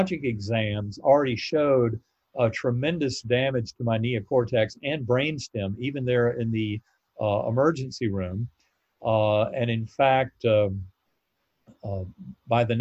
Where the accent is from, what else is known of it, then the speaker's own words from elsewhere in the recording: North Carolina, United States; my Methodist church growing up in North Carolina